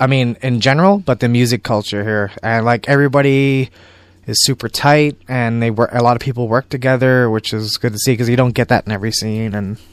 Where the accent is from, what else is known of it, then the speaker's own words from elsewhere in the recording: San Francisco, California, United States; And it's not like growing up in San Francisco, you can just go to a local record store and you can find all the stuff.